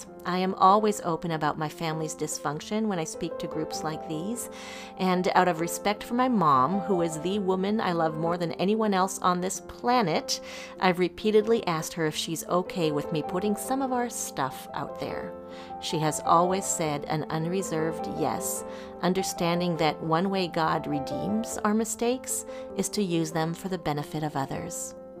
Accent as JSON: {"language": "English", "region": "Île-de-France", "country": "France", "tie": "born or raised there", "said": "I was born and raised in France. That's just the reality. And because my parents taught at European Bible Institute just north of Paris, I got to grow up in this."}